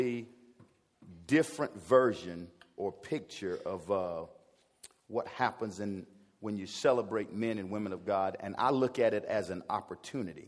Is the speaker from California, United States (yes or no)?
no; South Carolina, United States; I'm a teacher from South Carolina.